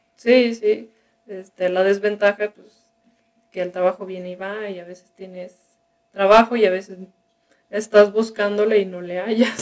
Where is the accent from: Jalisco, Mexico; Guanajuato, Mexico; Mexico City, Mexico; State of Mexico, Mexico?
Jalisco, Mexico; Guadalajara; also born or lived in Culiacán, Sinaloa; originalmente soy de Sinaloa. soy de, de la capital, de Culiacán. Y de pequeño nos venimos acá a, a Guadalajara, así que mi educación y así la he tenido aquí en la ciudad